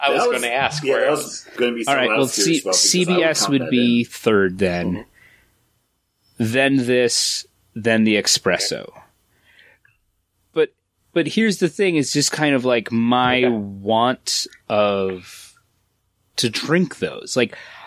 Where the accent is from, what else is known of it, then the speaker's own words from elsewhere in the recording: United States; I'm American.